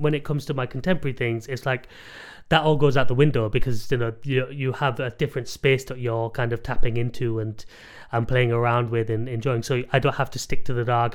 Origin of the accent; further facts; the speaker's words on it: England, United Kingdom; I wasn't born in India, I was born here